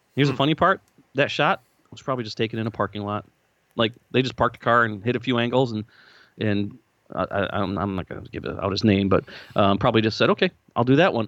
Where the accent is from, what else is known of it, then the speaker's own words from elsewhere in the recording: Lansing, Michigan, United States; moved away as an adult; now in Nashville, United States; when I grew up in the Lansing, Michigan area